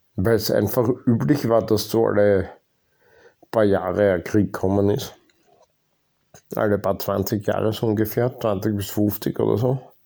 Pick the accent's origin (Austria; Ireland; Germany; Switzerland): Austria; Ich wurde halt einfach in Österreich geboren